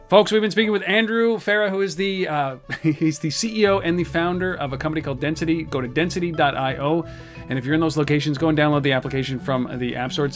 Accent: Canada; I'm Canadian

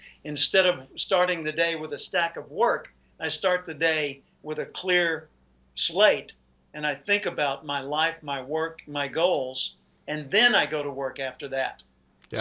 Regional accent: Little Rock, Arkansas, United States; moved away as an adult; now in California, United States; I grew up in Little Rock, Arkansas. I live in California today.

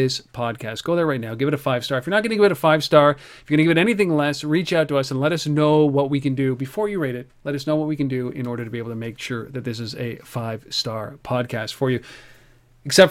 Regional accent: Canada; I'm a Canadian

